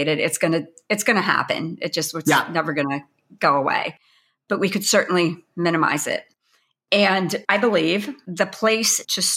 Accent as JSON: {"language": "English", "region": "Pennsylvania", "country": "United States"}